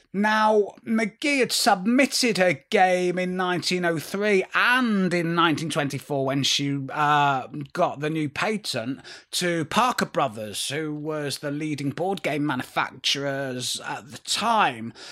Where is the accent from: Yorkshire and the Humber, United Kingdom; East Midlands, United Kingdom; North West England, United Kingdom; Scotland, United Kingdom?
North West England, United Kingdom; Manchester; we were Northerners and not Londoners